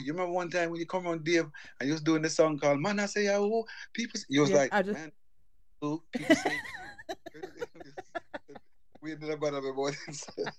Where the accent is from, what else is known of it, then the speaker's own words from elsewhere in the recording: United States; I grew up in the States